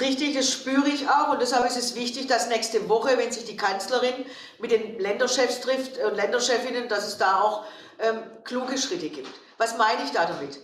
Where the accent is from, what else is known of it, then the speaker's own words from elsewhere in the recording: Stuttgart, Baden-Württemberg, Germany; in Stuttgart, meiner Heimatstadt